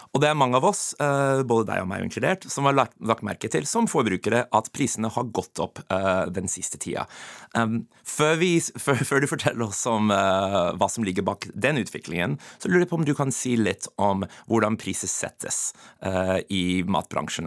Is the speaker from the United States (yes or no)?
yes; United States; Norwegian is a second language; moved away as an adult; now in Norway; Jeg kommer fra USA. Jeg flytta til Norge som, som 23-åring.